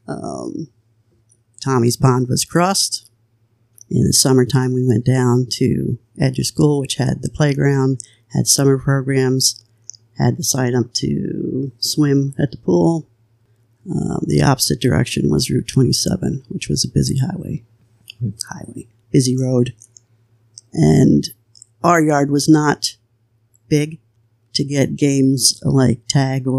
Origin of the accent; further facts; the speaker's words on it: New Jersey, United States; now in Pennsylvania, United States; In New Jersey, I only lived on Lake Avenue. I was a year old when we moved there